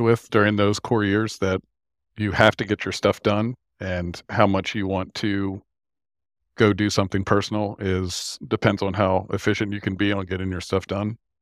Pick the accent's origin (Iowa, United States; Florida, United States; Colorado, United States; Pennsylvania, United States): Pennsylvania, United States; York; moved away as an adult; B A Systems i-, is in my hometown of York, Pennsylvania.